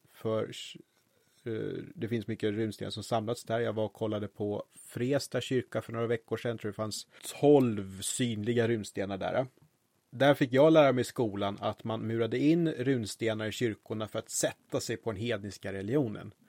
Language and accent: Swedish; Roslagen, Stockholm County, Sweden; i mina hemtrakter Öster i Roslagen finns det ett Harg